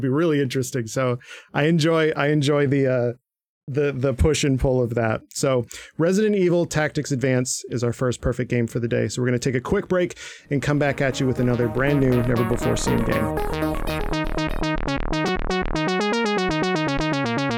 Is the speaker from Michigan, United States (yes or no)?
yes; Michigan, United States; I'm from Michigan